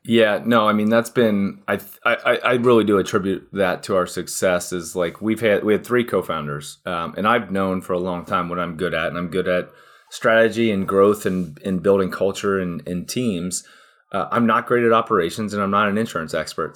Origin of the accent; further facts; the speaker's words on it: Cincinnati, Ohio, United States; born and raised in Cincinnati, Ohio, still here today, actually.